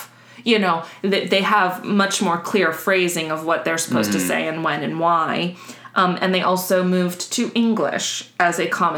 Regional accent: South Florida, United States; I'll give you a little tease for South Florida, a local disaster for me, for my hometown

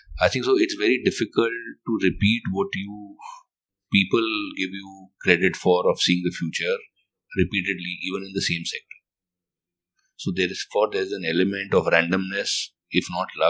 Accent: Delhi, India; moved away as an adult; also born or lived in Chennai; We were in Chennai and but I was from Delhi.

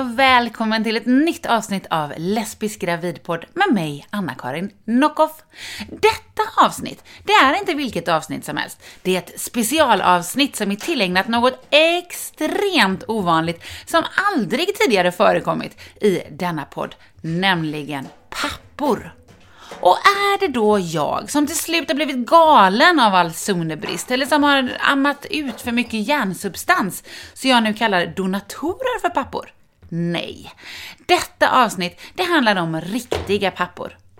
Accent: Sweden; Jag kommer från Hörne

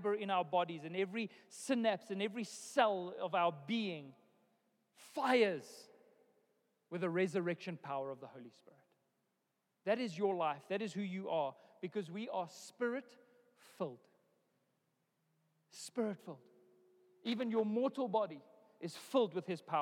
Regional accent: South Africa; born or raised there

